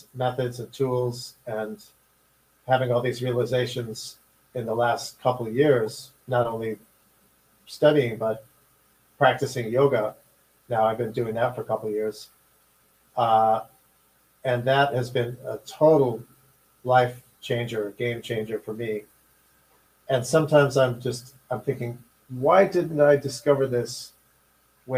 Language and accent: English; Chicago, Illinois, United States; I was growing up in Chicago during the riots in 1968